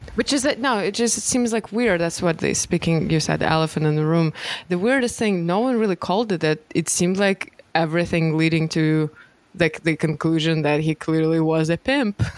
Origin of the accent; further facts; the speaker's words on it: Moscow, Russia; English is a second language; moved away as an adult; I lived my first 20 years, I grew up in Moscow